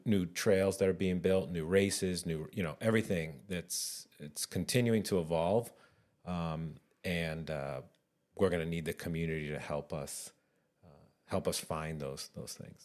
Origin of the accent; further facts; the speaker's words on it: New Hampshire, United States; I grew up in New Hampshire